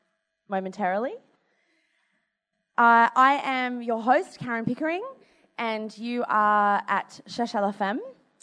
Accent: Australia; And plus we're Australian.

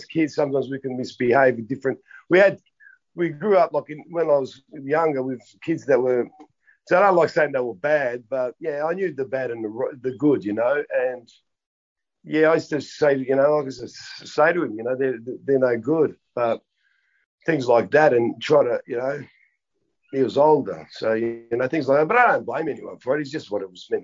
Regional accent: Melbourne, Victoria, Australia; I grew up in Melbourne.

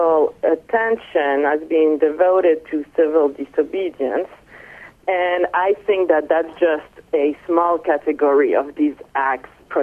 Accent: Nice, Provence-Alpes-Côte d'Azur, France; moved away as an adult; also born or lived in Paris, France / Atlanta, United States / South Carolina, United States; now in Boston, United States; I'm French. I was born in Nice, and I studied philosophy in high school and then throughout my undergraduate

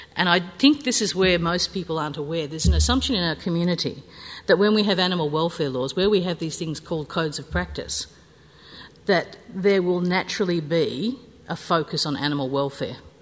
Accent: New South Wales, Australia; I'm from New South Wales

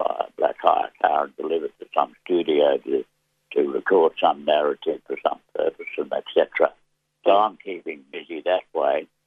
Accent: Australia; also born or lived in Victoria / Tasmania; as Australian people, black and white

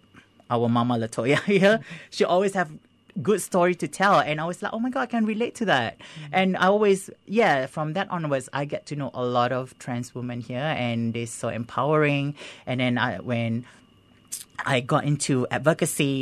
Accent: Singapore; I was born in Singapore and I grew up in Singapore

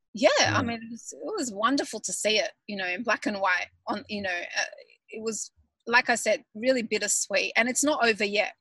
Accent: Melbourne, Victoria, Australia; moved away as an adult; now in Sydney, Australia; I grew up in Melbourne and then when I got married I moved to Sydney and I still feel, you know, Melbourneian

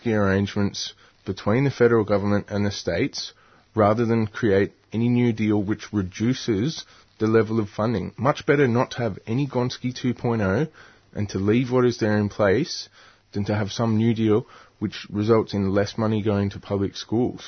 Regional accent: Newcastle, New South Wales, Australia; moved away; I grew up in Newcastle

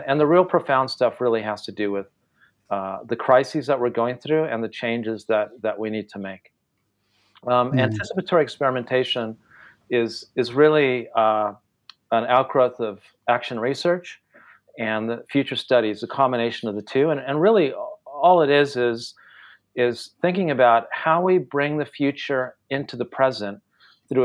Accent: California, United States; first language Spanish; English is a second language; moved away as an adult; also born or lived in Japan / Taiwan; Growing up in California in the 1970s

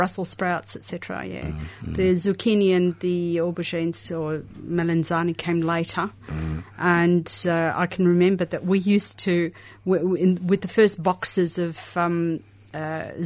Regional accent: Melbourne, Victoria, Australia; born or raised there; also born or lived in Siena, Italy

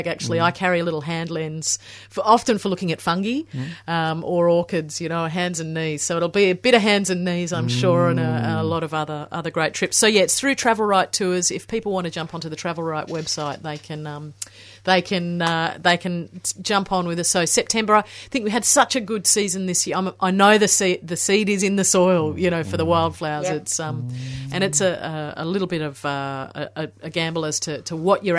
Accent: Western Australia, Australia; moved away; was born and raised in Western Australia

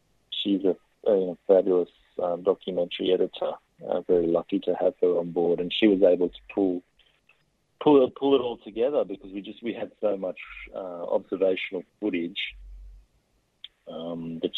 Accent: Australia; as Australians

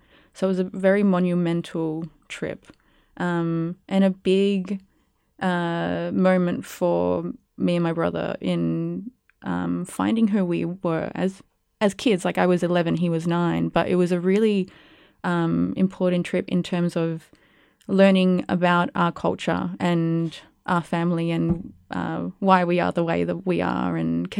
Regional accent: Perth, Western Australia, Australia; first language Spanish; English is a second language; moved away as an adult; now in Melbourne, Australia; am a Chilean Australian first generation woman. So I was born in Perth, Western Australia, to Chilean parents who came over from Chile during the 1980s Pinochet dictatorship. And that's where I grew up. And then I moved over from Perth to Melbourne about 6-7 years ago.

